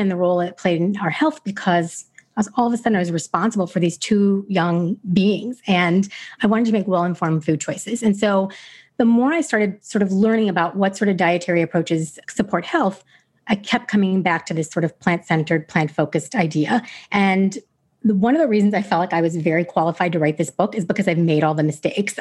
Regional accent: United States; I was a typical American kid.

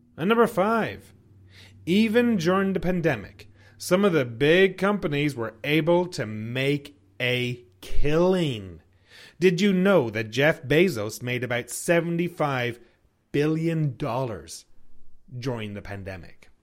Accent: Ireland; now in Canada; I'm from Ireland. I live in Canada

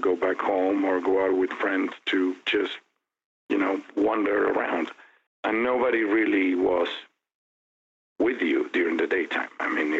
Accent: Buenos Aires, Argentina; also born or lived in Europe; now in Phoenix, United States; I was born in Buenos Aires back in 1964, raised by a loving mother and father. I have a sibling. My brother is 4 years younger, Federico. I went to school in Buenos Aires

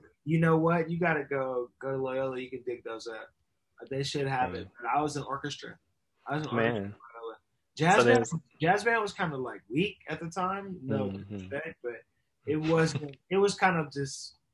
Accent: Inglewood, California, United States; also born or lived in Ladera Heights, California / Harbor City, California; I'm originally from Inglewood. We moved to Ladera when I was about 6, but all of my roots and origins still align either to Inglewood or to the city of Los Angeles

